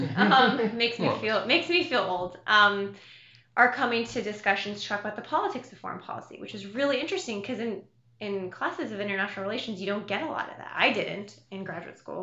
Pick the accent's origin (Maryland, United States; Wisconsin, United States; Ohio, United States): Ohio, United States; Columbus; I grew up in Columbus, and my dad taught there